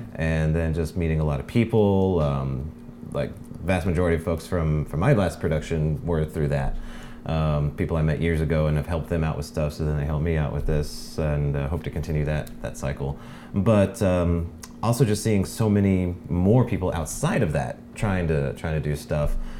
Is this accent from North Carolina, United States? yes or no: yes; North Carolina, United States; moved away as an adult; now in Hawaii, United States; I grew up on the East Coast, uh, North Carolina